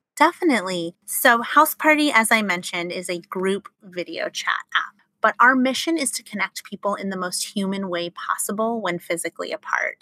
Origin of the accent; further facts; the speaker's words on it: Los Angeles, California, United States; Grew up in Los Angeles